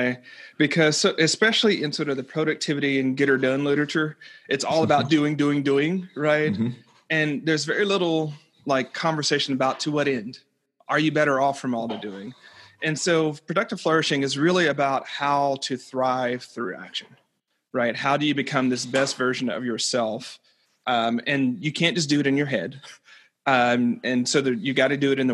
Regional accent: the South, United States; growing up where I grew up in the South

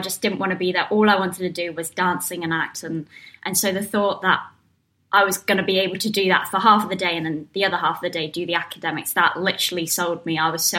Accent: South East England, United Kingdom; So, but yeah, I'm from Surrey.

